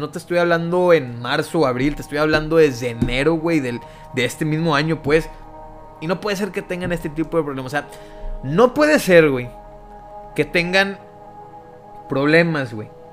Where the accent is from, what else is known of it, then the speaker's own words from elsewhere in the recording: Mexico; soy mexicano